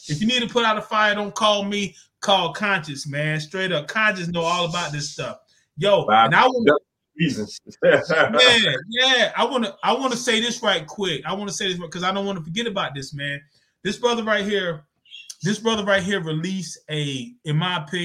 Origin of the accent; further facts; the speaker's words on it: Zebulon, North Carolina, United States; I'm from Zebulon, North Carolina, you know, country town, man, about 4,000, 5,000 people